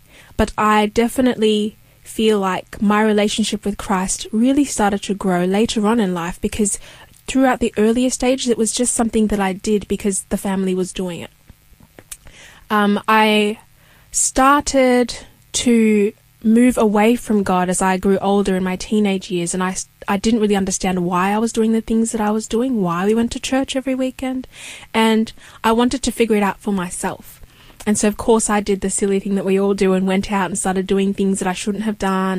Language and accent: English; Australia; also born or lived in Kenya; So I come from Kenya originally. I was born in Kenya. And we moved here to Australia when I was 2 years old.